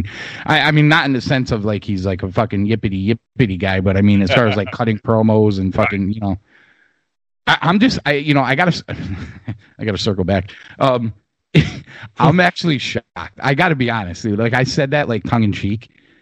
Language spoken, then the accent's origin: English; United States; I'm an American